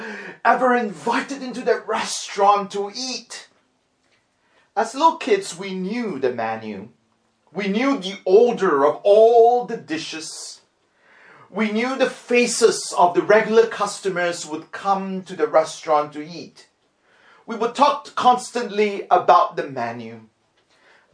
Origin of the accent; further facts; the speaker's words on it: Singapore; When my brother and myself were growing up in Singapore